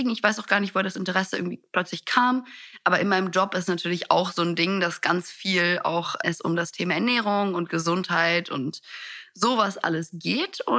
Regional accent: Italy; ich bin in Italien aufgewachsen, da gibt's sowas nicht wie wir essen kein Abendessen.

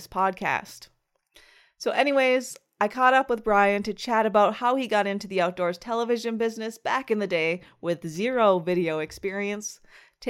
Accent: the UP, Michigan, United States; commuting 150 miles a day from my hometown in the UP

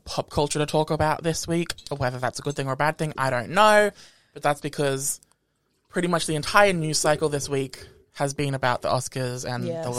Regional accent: Australia; accent: Australian; Fucking Australian accent, man. I hate being Australian. I hate being Australian for the accents. I hate being Australian for the fucking bigotry. And I hate being fucking Australian for the lack of fucking culture.

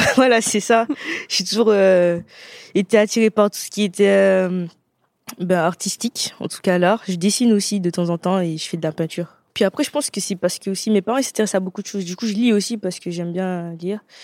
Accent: Martinique; moved away

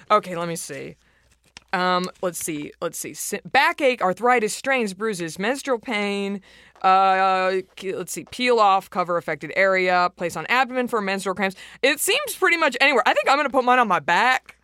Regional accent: Texas, United States; I'm from Texas

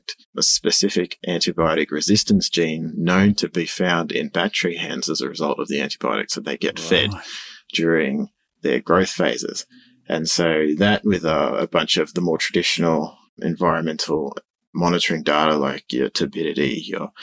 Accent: Sydney, New South Wales, Australia; moved away as an adult; now in Goulburn, Australia; born and bred Sydney and been there all my life

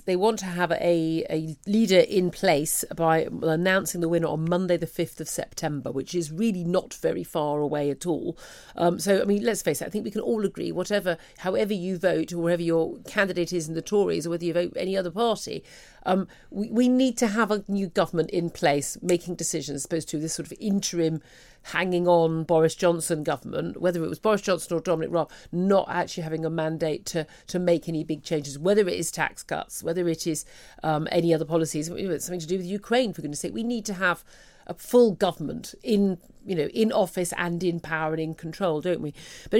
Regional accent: United Kingdom; We're British.

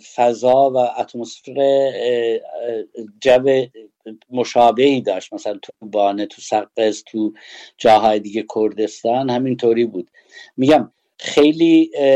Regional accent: Sanandaj, Kurdistan, Iran; ما کردیم یا اهل سنندجیم

